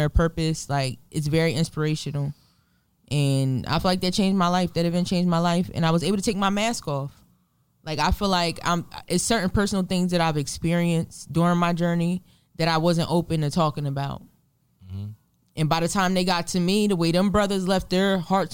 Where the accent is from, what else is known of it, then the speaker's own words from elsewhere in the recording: New Jersey, United States; In my hometown of Lumbro, New Jersey.